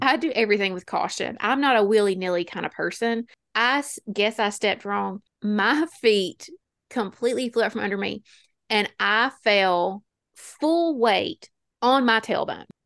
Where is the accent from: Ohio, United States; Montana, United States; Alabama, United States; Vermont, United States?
Alabama, United States; we're from Alabama